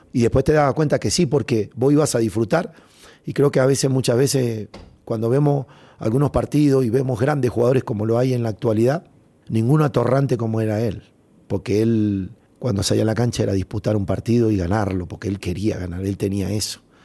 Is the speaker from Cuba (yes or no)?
no; Argentina; todos los argentinos nos levantábamos temprano